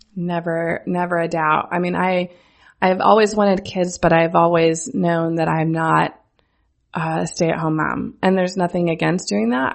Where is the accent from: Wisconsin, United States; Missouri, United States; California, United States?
Missouri, United States; central; I am from central Missouri. I grew up on a farm an hour east of Kansas City